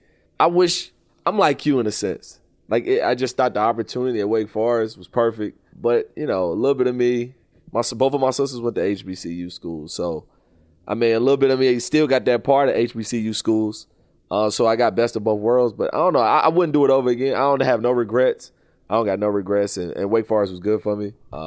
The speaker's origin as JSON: {"language": "English", "region": "the South", "country": "United States", "said": "I'm from the South. So, like, you know, you see, North Carolina A&T was down the street from us."}